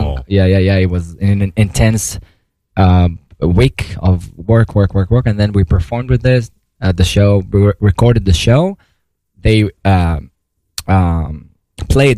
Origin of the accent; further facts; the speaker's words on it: Israel; moved away as an adult; now in New York City, United States; I've been in New York City for almost 13 years. I'm from Israel originally. I mean, you cannot hear because I don't have any accent anymore